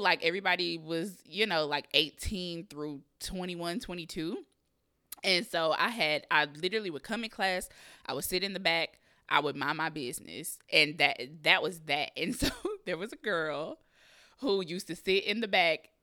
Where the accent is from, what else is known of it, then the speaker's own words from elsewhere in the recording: Kansas City, Missouri, United States; moved away as an adult; also born or lived in Raytown, Missouri; now in Los Angeles, United States; I'm from Kansas City, Missouri. I moved to Los Angeles, California, um, September of twenty eighteen